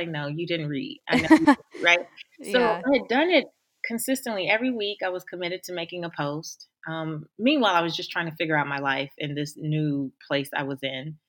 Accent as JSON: {"language": "English", "town": "Los Angeles", "region": "California", "country": "United States", "tie": "born or raised there", "moved": "yes", "said": "I grew up in South Central Los Angeles, and I didn't grow up in the best area"}